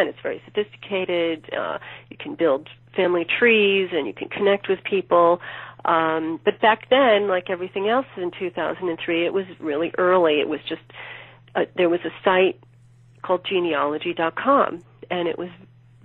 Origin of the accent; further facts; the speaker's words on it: New York City, New York, United States; I'm from New York City originally, and at the time I was living in Williamsburg, Brooklyn